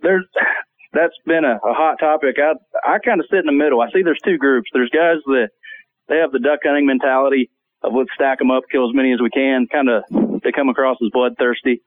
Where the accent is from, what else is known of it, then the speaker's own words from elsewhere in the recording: South Georgia, United States; I grew up in South Georgia, so uh, I've been hunting turkey since I was probably nine or ten years old.